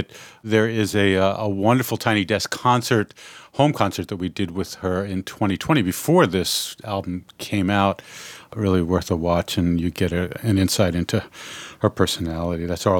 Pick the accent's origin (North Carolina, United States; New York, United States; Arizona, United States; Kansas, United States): New York, United States; growing up in New York and stuff and hearing that accent, knowing only that accent